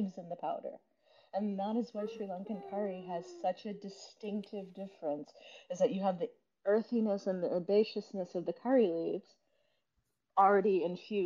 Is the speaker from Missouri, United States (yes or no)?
no; Gastonia, North Carolina, United States; also born or lived in Boston, Massachusetts; now in Lexington, Kentucky, United States; I grew up in Gastonia, North Carolina